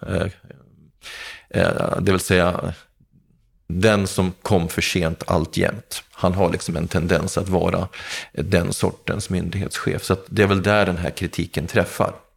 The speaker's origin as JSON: {"language": "Swedish", "town": "Gävle", "region": "Gävleborg County", "country": "Sweden", "tie": "born or raised there", "said": "jag har bott i hyresrätt i hela min ungdom och, och jag har bott på, i, i två av Gävles eh, miljonprogramområden. Först Sätra och sen Andersberg"}